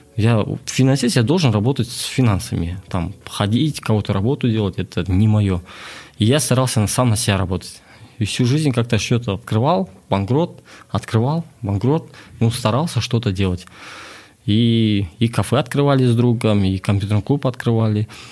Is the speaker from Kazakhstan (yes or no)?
yes; Astana, Kazakhstan; also born or lived in Klyuchi, Shortandy District, Akmola Region; я родом с Шортандыск, с поселка Ключи, а, родился в 91 году, и в 2000 году мы переехали в город